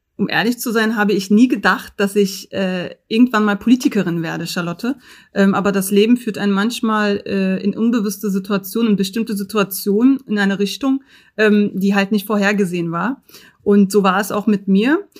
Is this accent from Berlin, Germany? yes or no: yes; Berlin, Germany; 1982 geboren in Neukölln in der damaligen Frauenklinik am Mariendorfer Weg